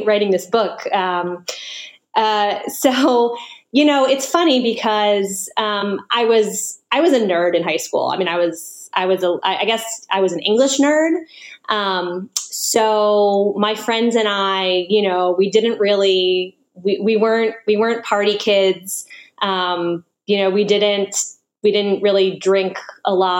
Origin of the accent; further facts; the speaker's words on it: Washington, District of Columbia, United States; moved away; also born or lived in New York City; I grew up in Washington, D.C.